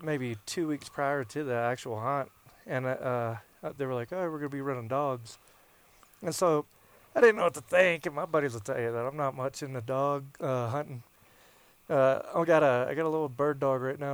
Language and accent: English; the South, United States; moved away; growing up in the South